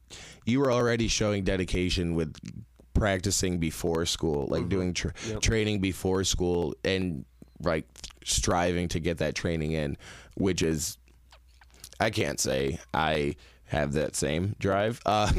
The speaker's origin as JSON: {"language": "English", "country": "Netherlands", "tie": "born or raised there", "said": "So growing up in Holland, figure skating doesn't seem like a very popular thing to pursue"}